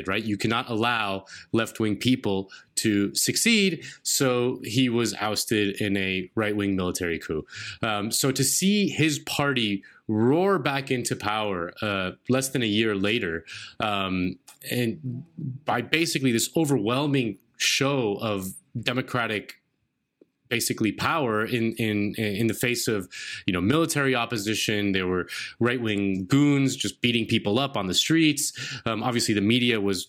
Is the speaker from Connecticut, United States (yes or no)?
no; Miami, Florida, United States; I grew up in Miami